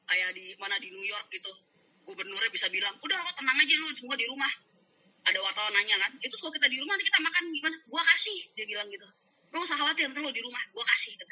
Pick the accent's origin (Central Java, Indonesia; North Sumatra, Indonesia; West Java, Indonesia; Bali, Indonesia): West Java, Indonesia; Sukabumi; now in Jakarta, Indonesia; aku orang aku orang Sukabumi aku merantau ke Jakarta